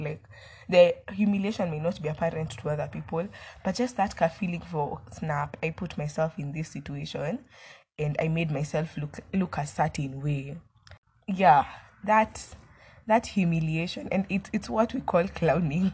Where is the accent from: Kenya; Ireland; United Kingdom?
Kenya; as a Kenyan citizen.